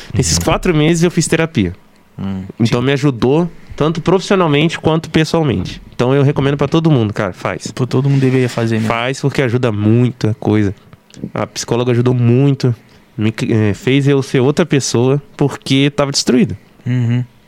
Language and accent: Portuguese; Barra do Piraí, Rio de Janeiro, Brazil; sou natural de Barra do Piraí